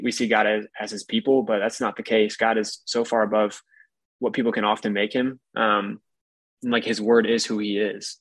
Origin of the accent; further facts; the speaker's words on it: Michigan, United States; moved away as an adult; also born or lived in Alabama; I grew up in Michigan